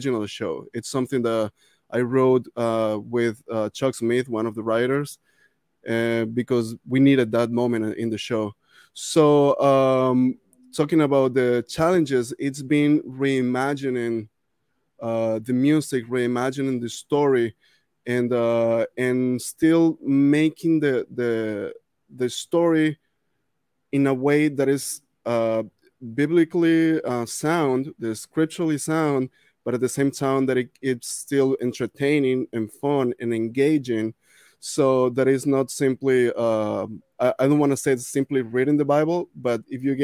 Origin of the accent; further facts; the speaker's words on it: Venezuela; moved away; I grew up in Venezuela working with orchestras, playing with orchestras